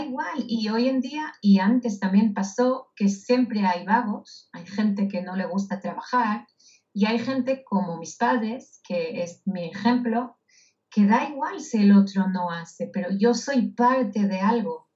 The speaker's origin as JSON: {"language": "Spanish", "country": "Israel", "tie": "born or raised there", "moved": "yes", "said": "yo nací en Israel, en un kibutz"}